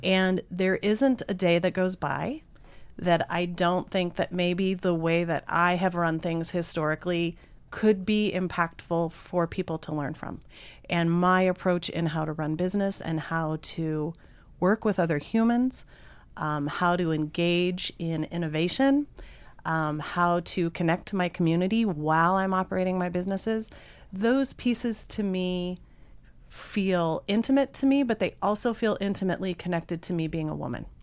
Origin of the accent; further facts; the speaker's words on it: Missoula, Montana, United States; I'm definitely born and raised in Missoula.